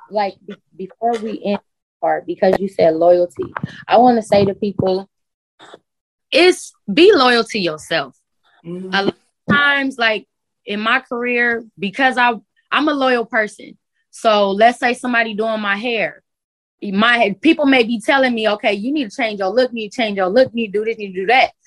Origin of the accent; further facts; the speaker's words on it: Carson, California, United States; also born or lived in Los Angeles; I'm from Carson, but Carson is probably like 10, maybe 20 minutes away from